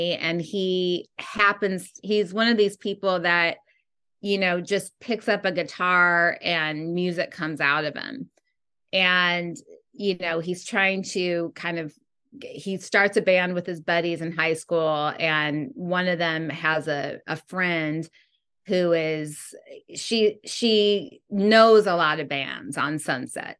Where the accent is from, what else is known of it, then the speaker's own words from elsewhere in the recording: Midwest, United States; moved away as an adult; also born or lived in New York; now in Los Angeles, United States; I'm from the Midwest, and then I went and got my education in New York, and then now I'm out here filmmaking